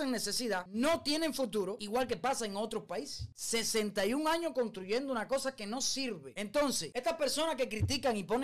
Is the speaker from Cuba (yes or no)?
yes; Cuba; now in Louisville, United States; En mi país, Cuba